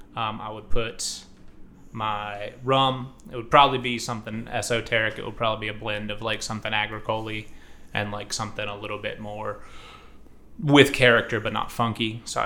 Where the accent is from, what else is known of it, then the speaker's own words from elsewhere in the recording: Columbus, United States; So I'm from Columbus. My dad's side of the family is from Central Kentucky.